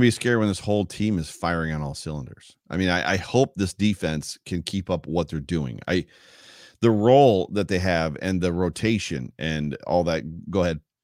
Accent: New York, United States; I'm from New York and I talk really fast

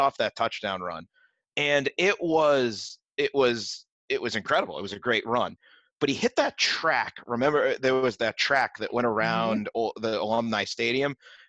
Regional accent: Malden, Massachusetts, United States; I'm from Malden originally, so like I grew up Malden-Everett, big rivals in the GBL.

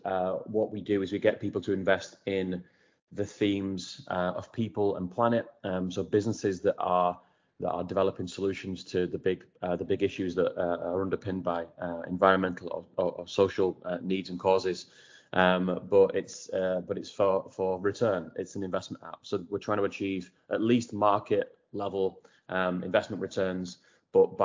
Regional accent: Wigan, North West England, United Kingdom; moved away as an adult; I'm dialing in from Wigan in Greater Manchester, where I was born and raised, and that I've recently moved back to during lockdown

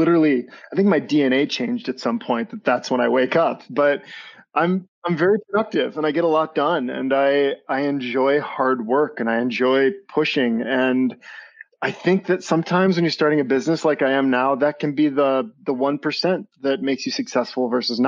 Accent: Barron, Wisconsin, United States; moved away as an adult; also born or lived in Richland Center, Wisconsin; home has always been Barron, but I was technically birthed in Richland Center

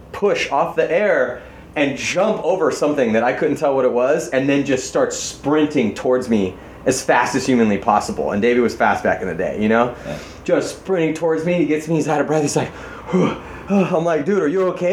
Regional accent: San Diego, California, United States; growing up in Tecolote Canyon

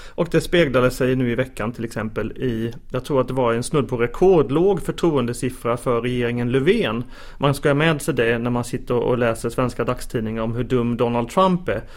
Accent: Småland, Sweden; now in Stockholm, Sweden; jag då som eh, ilsken smålänning. Eh, man försöker ta smålänningen ur mig men det verkar inte gå här i Stockholm

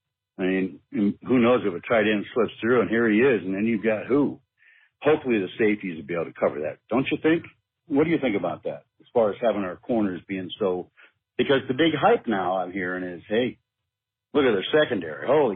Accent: Germany; I'm the guy from Germany

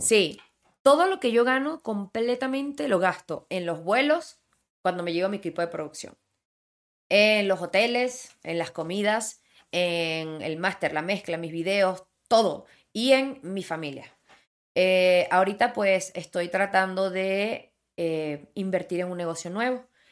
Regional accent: Ocumare, Venezuela; moved away as an adult; also born or lived in Villa de Cura, Venezuela / Miami, United States; now in Mexico City, Mexico; Ocumare que es donde yo crecí

